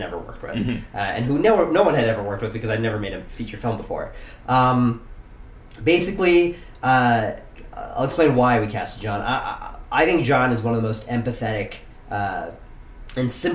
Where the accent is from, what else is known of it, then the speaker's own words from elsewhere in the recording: Silicon Valley, California, United States; I grew up in Silicon Valley.